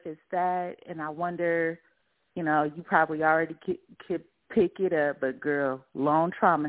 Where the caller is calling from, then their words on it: Los Angeles, California, United States; I am calling from Los Angeles, California.